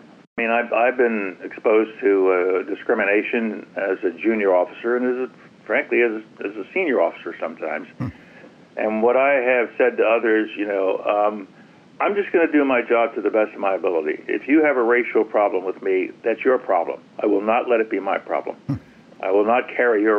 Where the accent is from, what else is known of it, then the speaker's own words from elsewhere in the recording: New York City, New York, United States; moved away as an adult; also born or lived in Harlem, New York City; I was born in Harlem to two immigrant people who came to this country, and I was raised in the South Bronx.